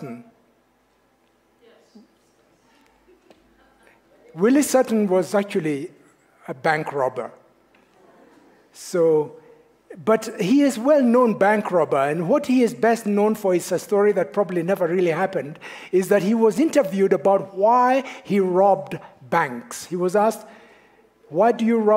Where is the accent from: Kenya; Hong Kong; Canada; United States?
Kenya; moved away; I am from Kenya